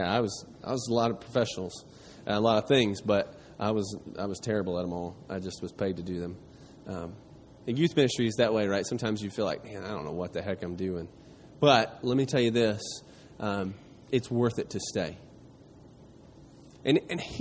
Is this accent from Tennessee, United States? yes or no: yes; East Tennessee, United States; I grew up in East Tennessee, not too far from here